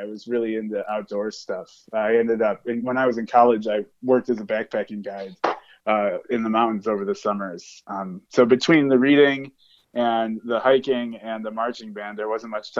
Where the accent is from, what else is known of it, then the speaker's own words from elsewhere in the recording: Solon, Ohio, United States; moved away as an adult; also born or lived in Cleveland, Ohio / Wooster, Ohio; now in Lawrence, United States; I was born in Cleveland and spent most of my childhood in Solon, which is kind of an outer suburb of Cleveland, Ohio.